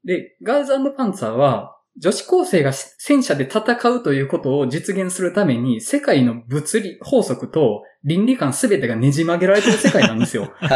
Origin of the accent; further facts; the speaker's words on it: Awaji Island, Hyogo, Japan; 僕の地元の淡路島のスモトリオンって映画館